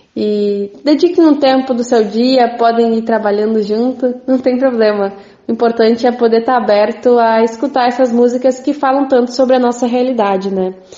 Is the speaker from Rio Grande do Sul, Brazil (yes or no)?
yes; Venâncio Aires, Rio Grande do Sul, Brazil; da minha comunidade, onde eu nasci, que é Linha Andrés, interior aí de Venâncio